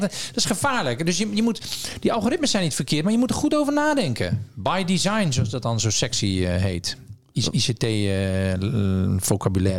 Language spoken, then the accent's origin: Dutch; Zeeland, Netherlands; ik kom uit Zeeland